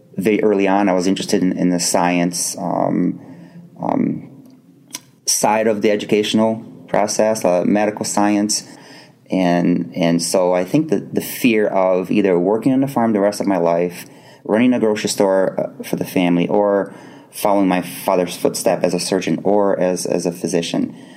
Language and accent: English; Brazil; moved away as an adult; almost 18 years of my life uh, growing up in Brazil